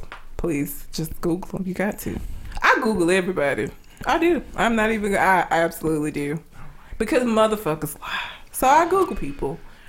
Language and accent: English; Talladega, Alabama, United States; we grew up in Talladega, so it ain't a bunch of anime watching black girls in Talladega.